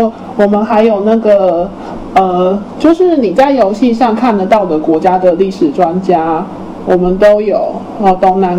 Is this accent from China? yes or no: no; Taiwan; 不是说我们台湾人的荒谬这样